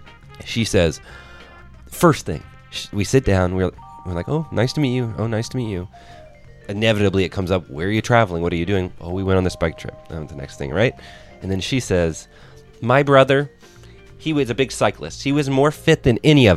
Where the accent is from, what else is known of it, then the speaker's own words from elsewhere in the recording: Bloomington, Midwest, United States; I'm from Bloomington. I love the Midwest